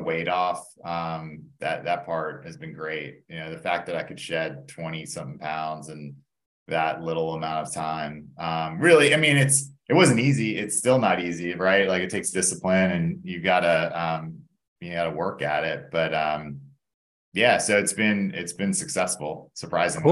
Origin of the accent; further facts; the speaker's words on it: Atlanta, Georgia, United States; also born or lived in Indiana; I grew up in Atlanta. Um, born and raised here